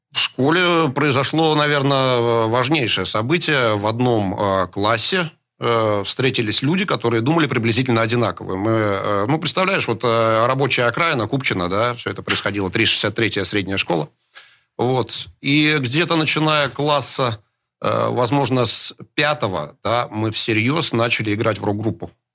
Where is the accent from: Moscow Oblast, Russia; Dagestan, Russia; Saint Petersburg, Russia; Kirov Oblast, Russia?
Saint Petersburg, Russia; Я родился в Питере 53 года назад э, в пролетарской семье